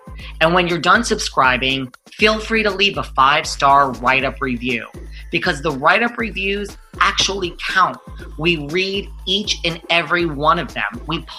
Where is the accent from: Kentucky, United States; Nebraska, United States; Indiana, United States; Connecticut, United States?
Connecticut, United States; moved away; I'm originally from Connecticut.